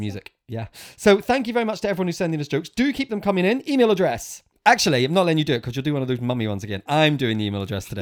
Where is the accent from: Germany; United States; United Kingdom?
United Kingdom; Northern Ireland; when I was probably eleven or twelve, growing up in Northern Ireland